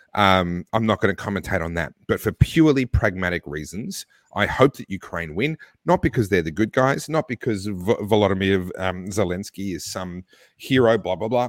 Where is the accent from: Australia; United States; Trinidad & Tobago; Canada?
Australia; my home country, whose passport I hold and where I've paid taxes all my life